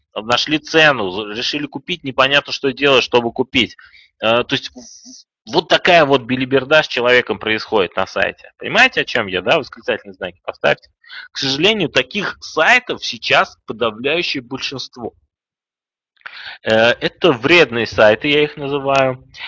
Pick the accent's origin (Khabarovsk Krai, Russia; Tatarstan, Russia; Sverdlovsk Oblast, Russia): Tatarstan, Russia; Kazan; moved away; also born or lived in Saint Petersburg; Я сам из Казани, кстати.